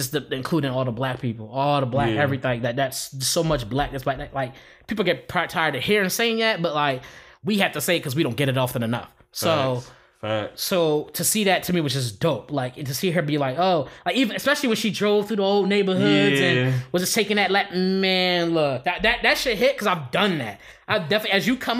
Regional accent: Philadelphia, Pennsylvania, United States; moved away; I still say I'm from Philly

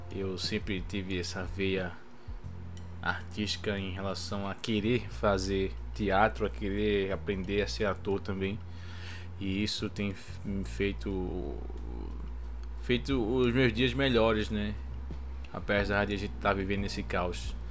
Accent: Brazil; eu sou brasileiro

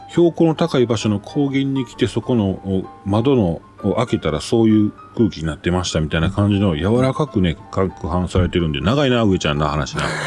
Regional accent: Kansai, Japan; 私も関西人

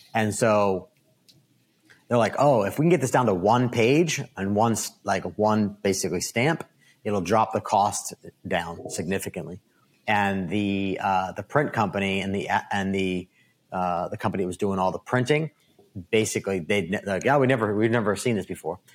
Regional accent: Downingtown, Pennsylvania, United States; I was born and raised in Downingtown, Pennsylvania

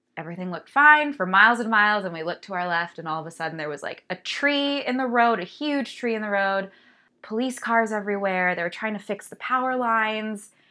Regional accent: California, United States; I'm from California, born and raised

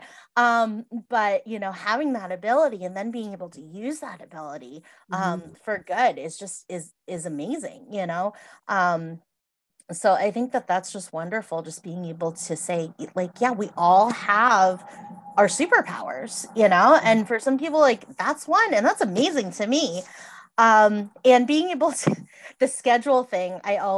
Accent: Massachusetts, United States; now in Iowa, United States; I grew up in Massachusetts and there's like a counselor on every block, right?

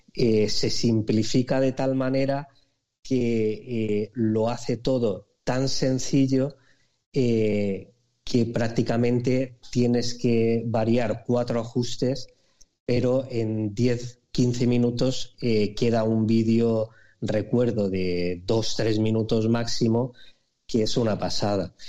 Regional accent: Alicante, Valencian Community, Spain; also born or lived in Aspe; yo soy de Alicante y vivo en un pueblo eh, muy cerquita que se llama Aspe.

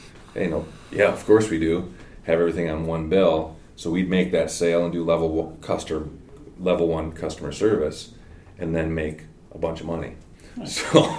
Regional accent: Lake Ann, Michigan, United States; I grew up in Lake Ann.

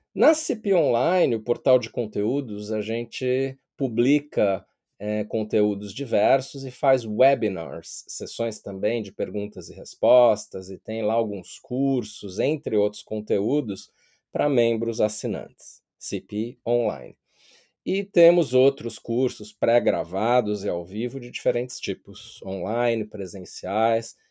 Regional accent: São Paulo, Brazil; moved away as an adult; now in London, United Kingdom; eu nasci e cresci em São Paulo, sou paulistano

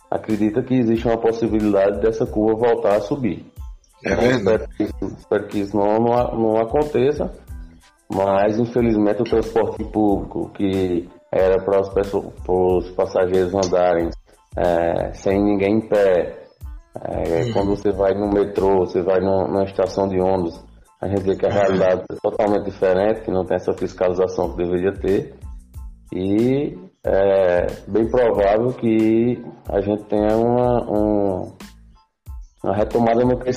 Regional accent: Tuparetama, Pernambuco, Brazil; also born or lived in Recife; now in Moreno, Brazil; Eu sou de Tuparetama, né? Sou conterrâneo de Pedro e vim morar em Recife já tem um tempo para poder estudar e acabei me graduando em odontologia pela Universidade Federal de Pernambuco e hoje eu resido em Morena, na cidade de Morena, aqui próximo do Recife

